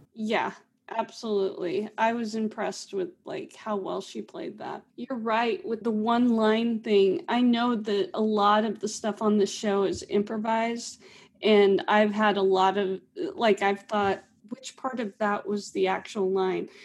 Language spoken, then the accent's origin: English; Pittsburg, Kansas, United States; also born or lived in Atlanta; now in Springfield, United States; I grew up in Pittsburgh, Kansas with Melissa